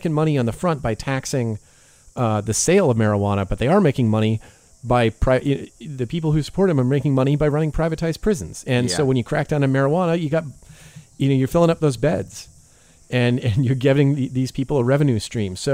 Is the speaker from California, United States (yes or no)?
yes; California, United States; I grew up with in California